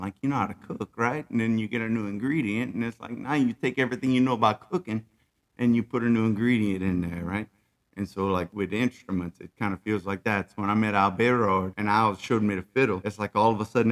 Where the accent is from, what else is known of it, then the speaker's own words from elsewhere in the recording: Abbeville, Louisiana, United States; I'm from Abbeville.